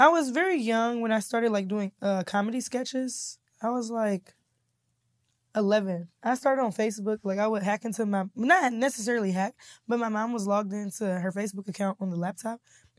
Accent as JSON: {"language": "English", "town": "Kansas City", "region": "Missouri", "country": "United States", "said": "Kansas City, Missouri."}